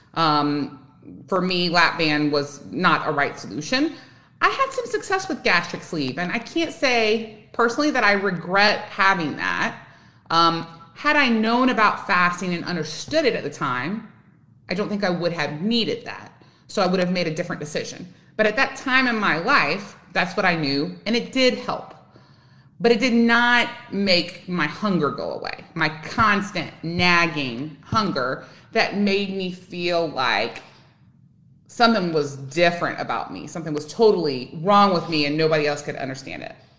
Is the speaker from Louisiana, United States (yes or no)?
yes; Louisiana, United States; now in Texas, United States; I live in Texas. I'm originally from Louisiana.